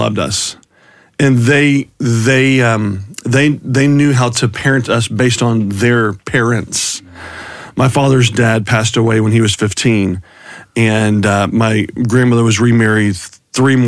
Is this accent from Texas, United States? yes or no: yes; Houston, Texas, United States; I was raised in Houston by two parents that genuinely loved us kiddos